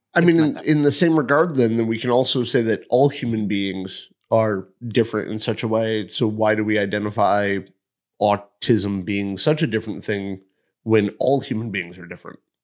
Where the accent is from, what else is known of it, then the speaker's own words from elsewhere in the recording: East Hartford, Connecticut, United States; moved away as an adult; I'm from East Hartford